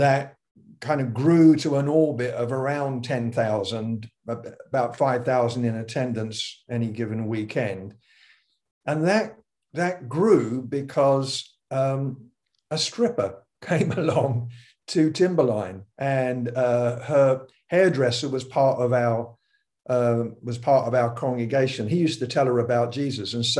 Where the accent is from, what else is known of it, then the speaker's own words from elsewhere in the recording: United Kingdom; being British